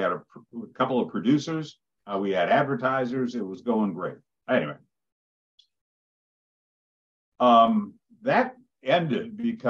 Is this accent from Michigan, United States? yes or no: yes; Detroit, Michigan, United States; also born or lived in Kentucky / Illinois; now in Iowa, United States; I'm originally from Detroit.